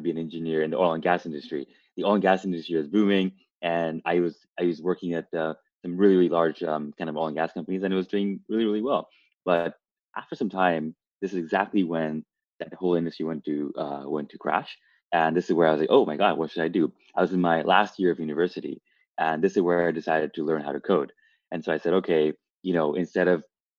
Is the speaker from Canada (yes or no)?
yes; Canada; moved away as an adult; also born or lived in Toronto; now in Los Angeles, United States; I'm originally from Canada, and I spent a bunch of my time in Toronto.